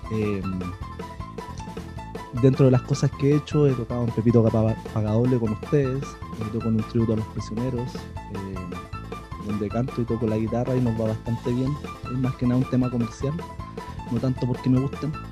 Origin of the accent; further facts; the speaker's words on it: Chile; soy chileno. Eh, no, perdón, vivo en Chile.